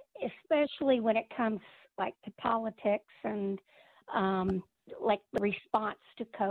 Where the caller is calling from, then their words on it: Florida, United States; also born or lived in Ellicott City; I moved down here to Florida from Ellicott City.